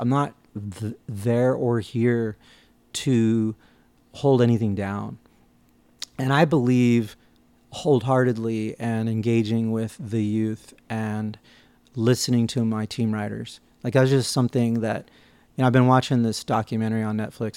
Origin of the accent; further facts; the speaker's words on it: New York, United States; growing up in New York and, and on the East Coast